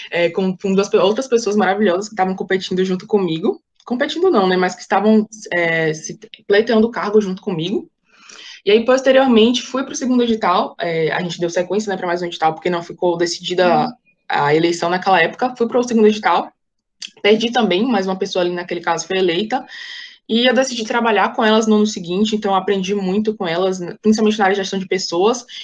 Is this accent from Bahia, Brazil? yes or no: yes; Salvador, Bahia, Brazil; eu tenho 21 anos, eu sou estudante de direito, nasci e fui criada em Salvador.